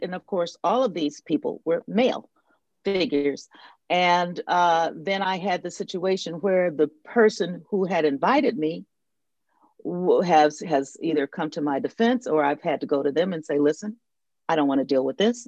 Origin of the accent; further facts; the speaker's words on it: the North, United States; moved away as an adult; now in the South, United States; I'm I'm living in the South. Um, I I grew up in the North. I'm a Northern woman